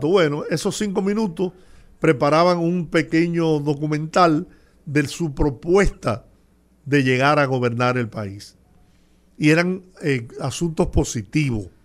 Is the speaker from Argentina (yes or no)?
no; Dominican Republic; esto es una reunión de patio en mi país